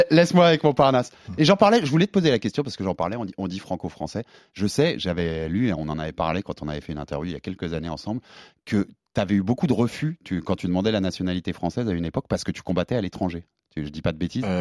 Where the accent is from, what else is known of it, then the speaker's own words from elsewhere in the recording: Tunisia; Pareil, quand on est tunisien, c'est pas trop facile de se déplacer.